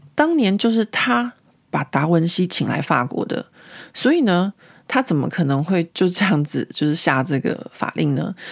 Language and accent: Chinese; Taiwan; now in Paris, France; 如果今天我是一个从台湾来的一个呃台湾人